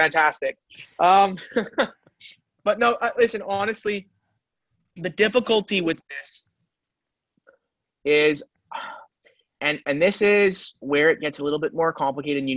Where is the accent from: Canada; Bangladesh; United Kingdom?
Canada; Montreal, Quebec; all my grandparents are immigrants, but I'm saying growing up in Montreal, my friend group is very diverse